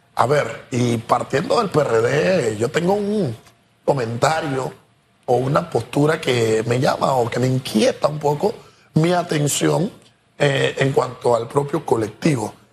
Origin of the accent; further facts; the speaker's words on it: Panama; como panameños